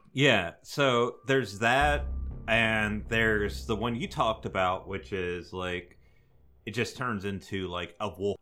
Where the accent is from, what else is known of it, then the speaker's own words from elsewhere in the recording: North Louisiana, United States; Louisiana boys